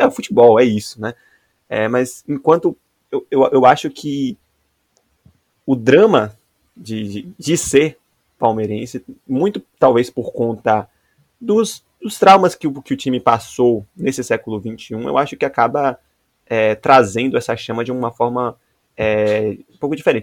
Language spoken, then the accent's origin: Portuguese; Salvador, Bahia, Brazil; como bom baiano, bom soteropolitano que sou